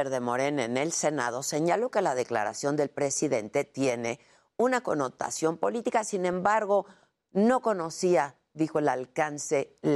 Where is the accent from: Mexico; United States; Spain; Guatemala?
Mexico; Como mexicanos y como sus gobernados, pues merecemos una explicación precisa